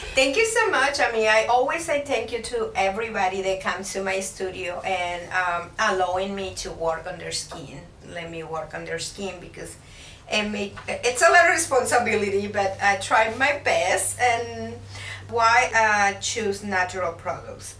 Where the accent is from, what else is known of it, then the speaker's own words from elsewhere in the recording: Puebla, Mexico; now in Houston, United States; I'm from Puebla, Mexico